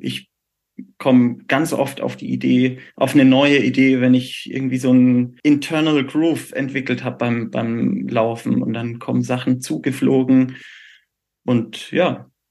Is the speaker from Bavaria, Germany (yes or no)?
yes; Würzburg, Bavaria, Germany; moved away; als gebürtiger Würzburger